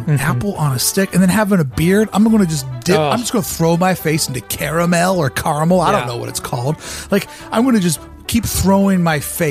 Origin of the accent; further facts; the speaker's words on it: Kentucky, United States; now in California, United States; I am from Kentucky